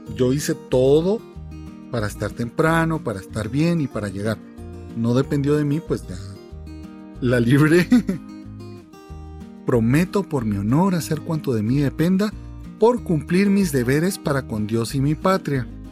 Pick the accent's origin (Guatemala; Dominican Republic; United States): Guatemala; obligación mía como guatemalteco